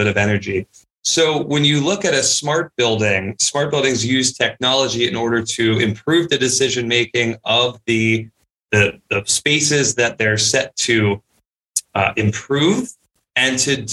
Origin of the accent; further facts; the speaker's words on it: Charlotte, North Carolina, United States; also born or lived in Nashville, Tennessee / Chicago; I actually grew up here in Charlotte, North Carolina